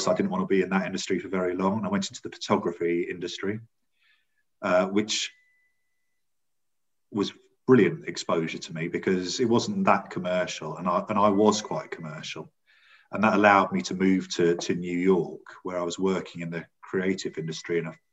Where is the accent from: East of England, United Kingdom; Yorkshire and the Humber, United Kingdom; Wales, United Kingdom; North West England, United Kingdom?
East of England, United Kingdom; St Albans; also born or lived in Singapore / North London; I'm a North London boy. I was brought up in St Albans, and I was in a very nice estate, a nice primary school up to the age of 11